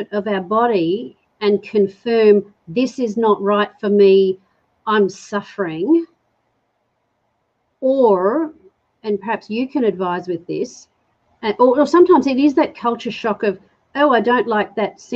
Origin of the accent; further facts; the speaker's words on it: England, United Kingdom; I'm English